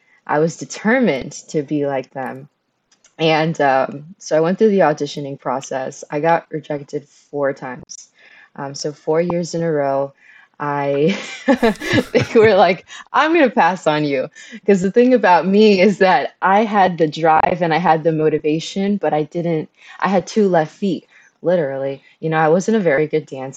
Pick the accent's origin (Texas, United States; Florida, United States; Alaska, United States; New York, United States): Florida, United States; Miami; also born or lived in Havana, Cuba; at 6 months, I emigrated to the United States. And I was raised in Miami